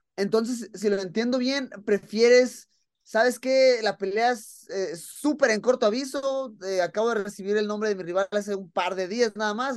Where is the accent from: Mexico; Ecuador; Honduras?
Mexico; yo como mexicano